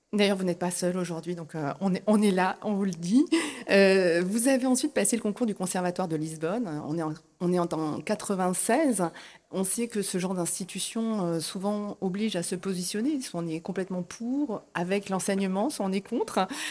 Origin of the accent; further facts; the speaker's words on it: France; chez nous en France